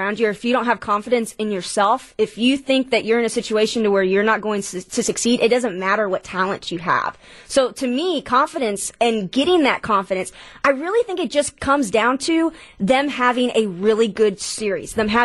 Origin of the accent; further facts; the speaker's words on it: Texas, United States; now in Wisconsin, United States; I come from Texas